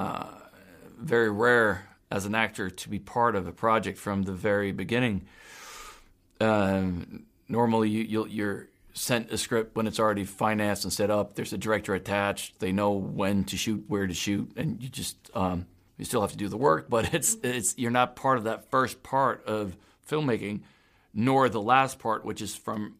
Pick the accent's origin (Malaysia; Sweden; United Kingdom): Sweden; also born or lived in Öland; I was born in Sweden, and we had a house on Öland, which is one of the Swedish islands in the Baltic Sea